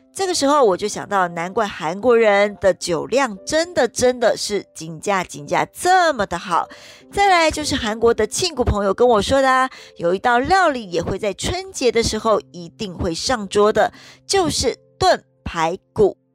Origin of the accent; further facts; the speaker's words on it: Taiwan; 像我们台湾人，好像现在，嗯，应该是年夜饭有时候都会到外面去吃了